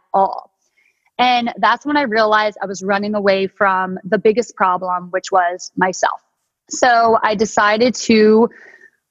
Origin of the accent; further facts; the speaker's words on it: Delaware, United States; moved away as an adult; now in San Diego, United States; I'm originally from Delaware